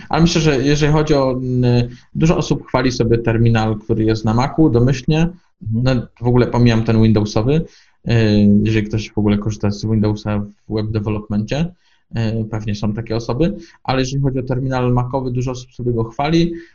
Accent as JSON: {"language": "Polish", "town": "Poznań", "region": "Greater Poland", "country": "Poland", "said": "Jestem z Poznania"}